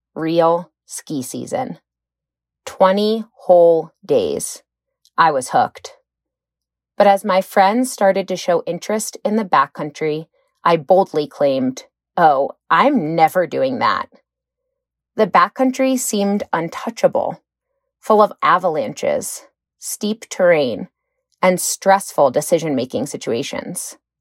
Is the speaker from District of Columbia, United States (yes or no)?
yes; Washington, District of Columbia, United States; moved away as an adult; also born or lived in Portland, Oregon; Growing up in Washington, D.C.